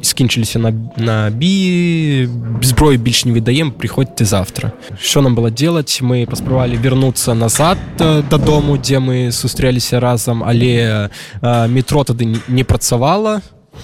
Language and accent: Belarusian; Belarus; moved away; мы беларусы